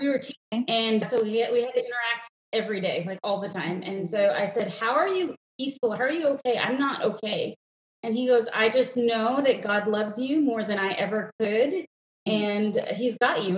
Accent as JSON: {"language": "English", "region": "New York", "country": "United States", "tie": "born or raised there", "also_born_or_lived": "India", "moved": "as an adult", "lives_now": "Texas, United States", "said": "I grew up in New York, which sounds super fun to say, but it's a suburb."}